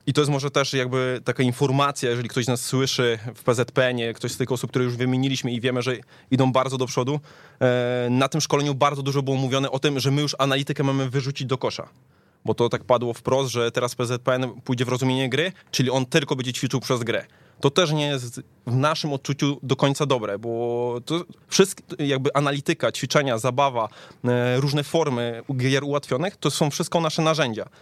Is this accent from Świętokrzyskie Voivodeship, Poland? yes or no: no; Tychy, Silesian Voivodeship, Poland; pochodzę z Tychów